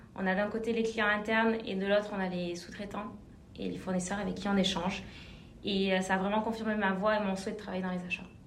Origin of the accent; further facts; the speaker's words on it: Clermont-Ferrand, Auvergne-Rhône-Alpes, France; moved away as an adult; also born or lived in Bordeaux; j'ai grandi à Clermont-Ferrand en Auvergne